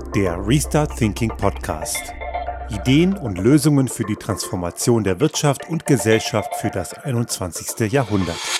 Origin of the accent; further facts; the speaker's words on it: Germany; moved away as an adult; now in Innsbruck, Austria; in dem Land gemacht, wo ich aufgewachsen bin, sprich Deutschland.